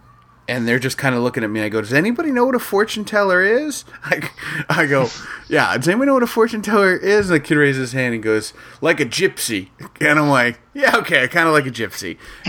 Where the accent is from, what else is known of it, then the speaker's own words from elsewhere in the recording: Jackson, Mississippi, United States; moved away; my parents live in Jackson. I'm from Jackson